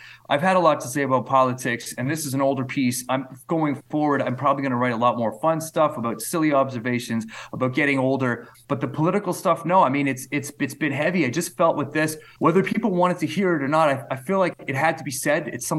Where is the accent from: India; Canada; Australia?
Canada; as a Canadian brought up in the 20th century, like all of that seemed like almost fictitious to me.